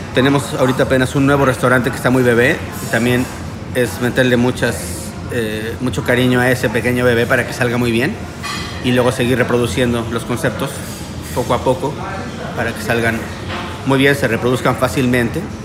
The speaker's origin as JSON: {"language": "Spanish", "country": "Mexico", "tie": "born or raised there", "moved": "yes", "lives_now": "Miami, United States", "said": "Nosotros somos mexicanos, pero estamos viviendo en Miami"}